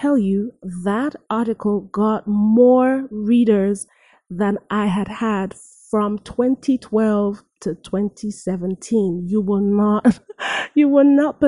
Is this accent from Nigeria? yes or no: yes; Nigeria; now in United States; I am a Nigerian-born, American-based actress, singer.